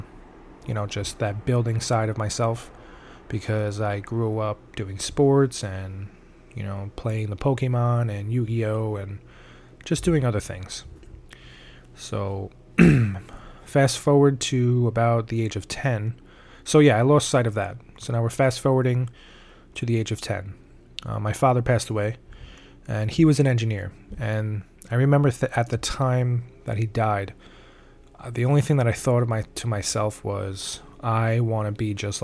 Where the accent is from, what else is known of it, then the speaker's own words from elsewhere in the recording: New York City, New York, United States; also born or lived in Albany, New York; I am from Staten Island, New York, of course, the Forgotten Borough, and I was born and raised here. I still currently live here.